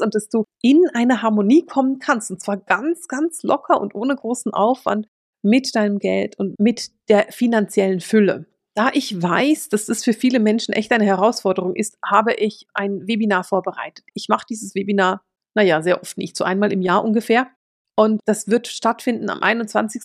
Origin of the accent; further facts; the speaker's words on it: Switzerland; Ich bin Schweizerin.